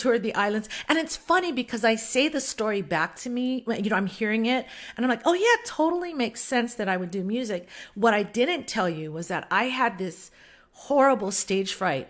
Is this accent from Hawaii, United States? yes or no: yes; Oahu, Hawaii, United States; also born or lived in Kauai, Hawaii; I was born on Kauai, Kauai. I live on Oahu now, and this is mostly where I grew up.